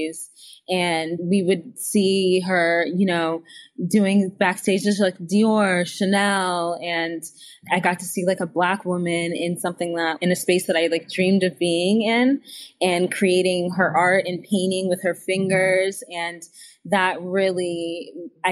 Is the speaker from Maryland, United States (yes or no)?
yes; Potomac, Maryland, United States; I grew up in Washington, right outside of Washington, D.C., in Montgomery County, Maryland, like in the Potomac area